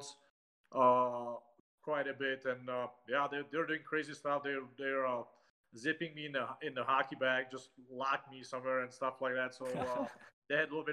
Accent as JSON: {"language": "English", "country": "Czechia", "tie": "born or raised there", "second_language": "English", "moved": "as an adult", "said": "we're in my hometown, which, you know, it's in Czech Republic, about 60 miles north of Prague"}